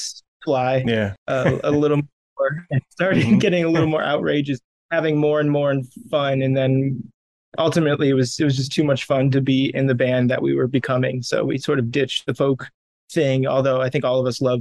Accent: St. Louis, Missouri, United States; I'm from St. Louis

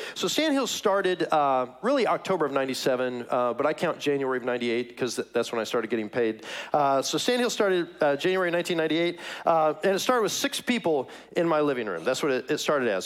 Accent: Kansas City, Missouri, United States; moved away; I'm from Kansas City, that's my hometown

